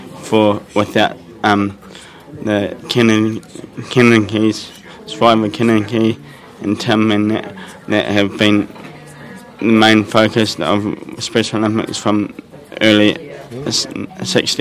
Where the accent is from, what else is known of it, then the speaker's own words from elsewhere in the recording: New Zealand; from New Zealand.